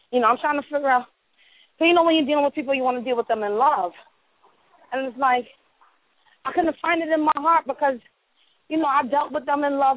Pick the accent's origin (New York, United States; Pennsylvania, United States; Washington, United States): New York, United States; New York City; moved away; Originally, yes. from the Bronx.